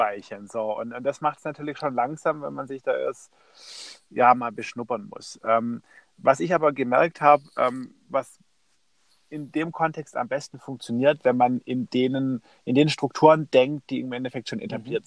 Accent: Stuttgart, Baden-Württemberg, Germany; Ich komme aus, aus Stuttgart

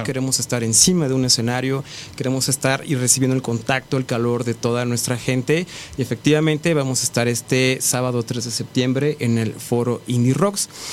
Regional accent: Mexico; somos artistas mexicanos

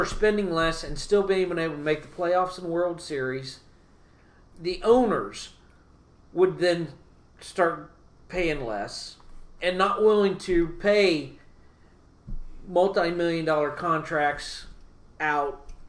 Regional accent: Kansas City, Missouri, United States; we're from Kansas City

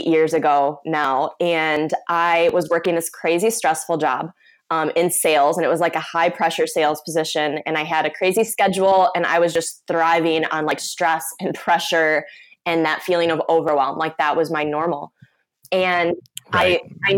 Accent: Michigan, United States; I'm from Michigan

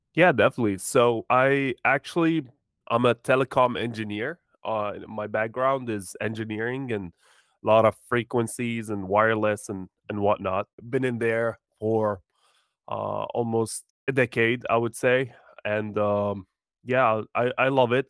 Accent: Jordan; now in United States; I was born in Jordan, but, uh, moved to the U S, uh, uh, long time ago

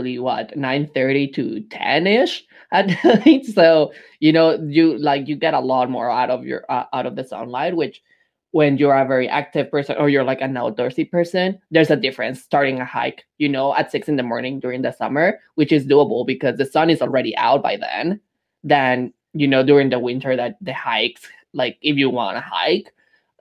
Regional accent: Mexico City, Mexico; also born or lived in Montreal, Canada; now in Saskatoon, Canada; growing up in Mexico City, I've always been a big city boy

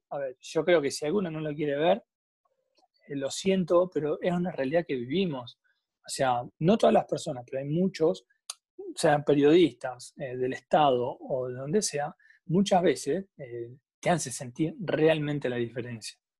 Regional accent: General La Madrid, Buenos Aires Province, Argentina; yo soy de General La Madrid, nací

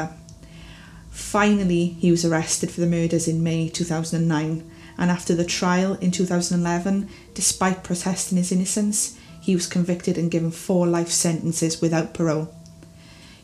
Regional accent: Wales, United Kingdom; As you can probably tell from my accent, I am from the beautiful country of Wales in the United Kingdom

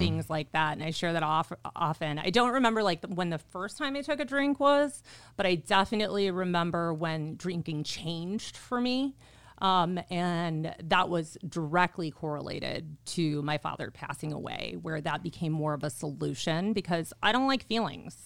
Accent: Orland Park, Illinois, United States; moved away as an adult; also born or lived in Chicago, Illinois; now in Arizona, United States; I'm from Orland Park, Illinois

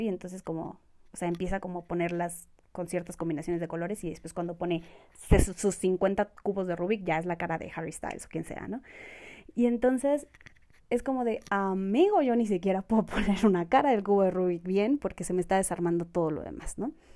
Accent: Mexico; also born or lived in Colombia; soy colombiana, Em, vine a México muy pequeña y pues he vivido aquí casi toda, toda, toda mi vida

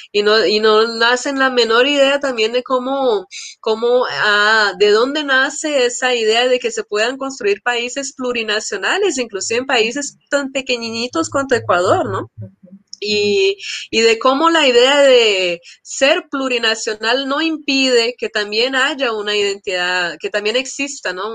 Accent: Colombia; also born or lived in São Paulo, Brazil; yo pues crecí en Colombia

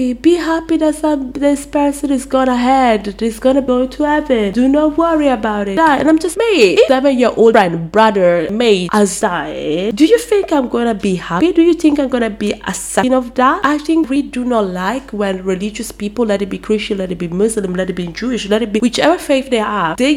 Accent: Brescia, Lombardy, Italy; I was from Northern Italy

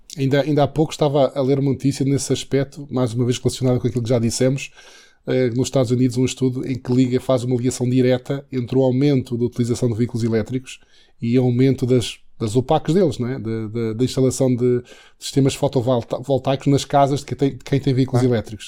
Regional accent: Santana, Madeira, Portugal; Santana é o conselho onde nasci, eh, e Santana exatamente foi onde eu estive na escola preparatória e, e até o nono ano

